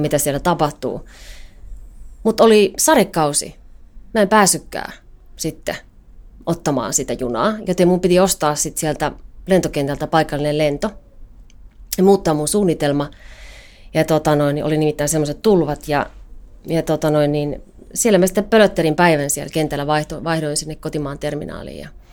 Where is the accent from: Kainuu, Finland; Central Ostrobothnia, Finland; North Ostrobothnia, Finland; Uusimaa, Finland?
Kainuu, Finland; Kajaani; now in Helsinki, Finland; Mä oon Kajanista kotosin